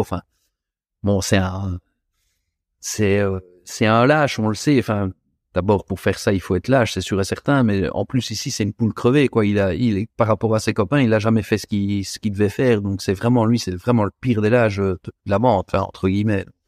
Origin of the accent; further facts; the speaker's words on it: Belgium; je suis belge.